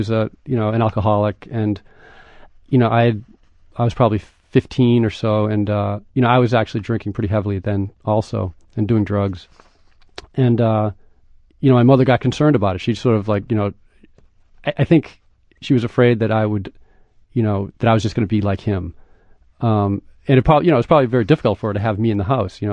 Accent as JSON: {"language": "English", "town": "Scituate", "region": "Massachusetts", "country": "United States", "tie": "born or raised there", "said": "Scituate in my hometown"}